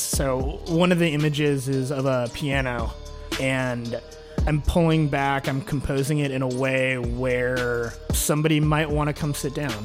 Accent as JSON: {"language": "English", "town": "Kansas City", "region": "Missouri", "country": "United States", "tie": "born or raised there", "also_born_or_lived": "Santa Cruz, California / Roanoke, Virginia", "moved": "as an adult", "lives_now": "Washington, D.C., United States", "said": "grew up in Kansas City"}